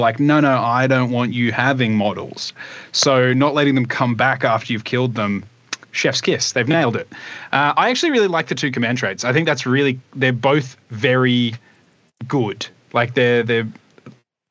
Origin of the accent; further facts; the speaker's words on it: Australia; growing up in Australia